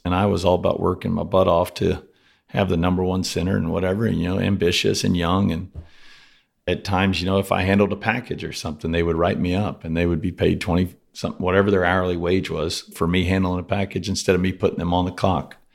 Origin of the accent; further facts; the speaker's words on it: Rockport, Texas, United States; also born or lived in Cuero, Texas; I spent, uh, first ten years of my life on the coast in Rockport. It's kind of a small little town right by Corpus